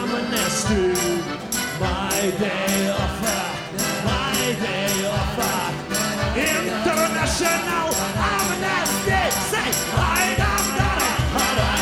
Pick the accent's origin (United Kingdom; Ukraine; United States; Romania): Ukraine; moved away; I'm from Ukraine